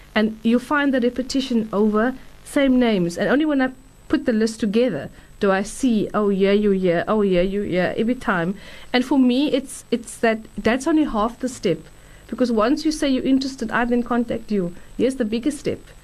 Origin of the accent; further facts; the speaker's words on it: Durban, KwaZulu-Natal, South Africa; I grew up in Durban